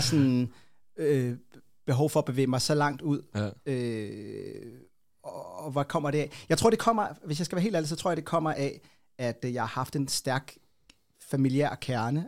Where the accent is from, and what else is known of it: Copenhagen, Capital Region of Denmark, Denmark; born or raised there